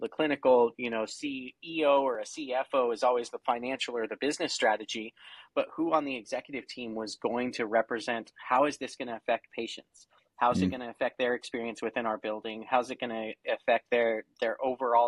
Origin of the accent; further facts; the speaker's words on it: Oregon, United States; I'm from Oregon